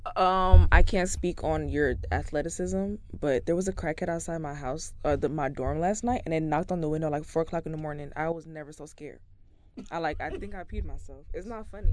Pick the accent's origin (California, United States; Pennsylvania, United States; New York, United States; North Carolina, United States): New York, United States; New York City; I was born very much in the Bronx